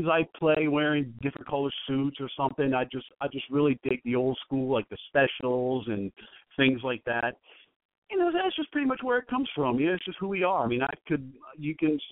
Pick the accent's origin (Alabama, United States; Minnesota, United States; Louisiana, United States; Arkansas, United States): Louisiana, United States; New Orleans; we are from New Orleans